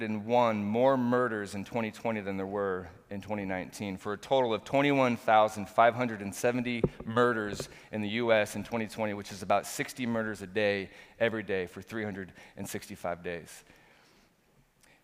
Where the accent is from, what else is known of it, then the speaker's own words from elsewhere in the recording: Portland, Oregon, United States; being born and raised in Portland